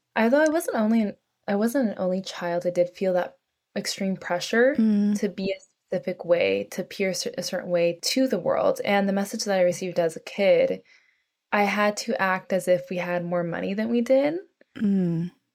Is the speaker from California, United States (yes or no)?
yes; North San Francisco Bay Area, California, United States; moved away as an adult; now in New York City, United States; I grew up in California, in North San Francisco Bay Area